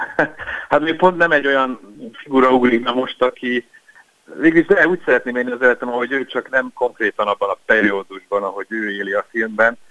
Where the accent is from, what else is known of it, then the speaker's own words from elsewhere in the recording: Budapest, Hungary; mint budapestiként